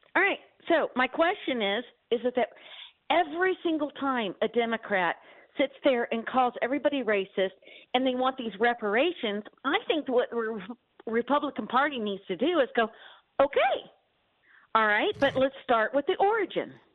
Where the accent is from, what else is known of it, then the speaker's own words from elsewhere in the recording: Dallas, Texas, United States; moved away as an adult; now in France; I'm actually Texan. I was wow. born and raised in Dallas, Texas, lived there until I turned 40, and then I moved to France